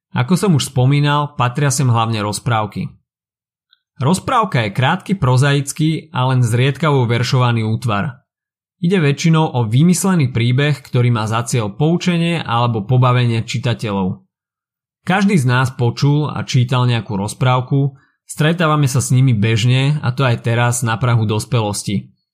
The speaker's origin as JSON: {"language": "Slovak", "country": "Slovakia", "said": "Náš folklór je niečo, na čo sme ako Slováci mimoriadne hrdí."}